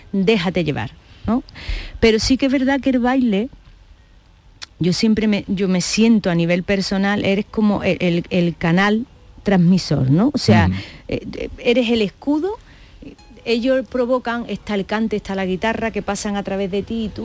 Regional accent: Granada, Andalusia, Spain; also born or lived in Germany; Creces mm. en Granada

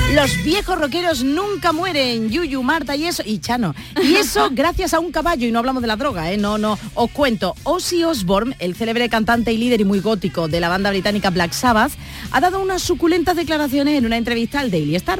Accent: Cádiz, Andalusia, Spain; somos aquí mayoría gaditano

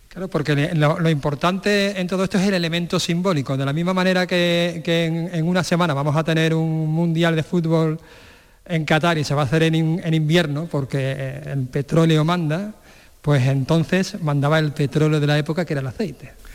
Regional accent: Santiponce, Andalusia, Spain; he estado en mi pueblo de la infancia, precisamente, en, en Santiponce

